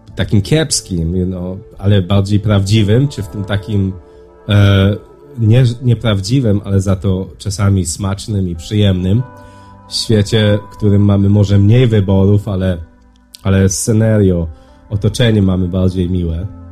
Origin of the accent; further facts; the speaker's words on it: Poland; moved away; w naszej kulturze, w której ja dorastałem, czy w Polsce